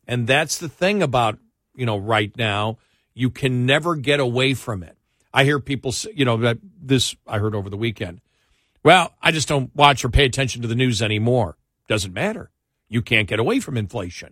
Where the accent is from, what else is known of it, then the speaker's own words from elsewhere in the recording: Buffalo, New York, United States; moved away; I'm from Buffalo